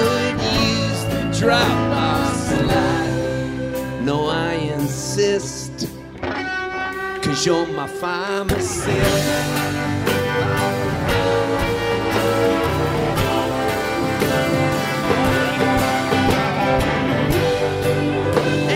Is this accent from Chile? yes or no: no; Halifax, Nova Scotia, Canada; I was born in Halifax, Nova Scotia.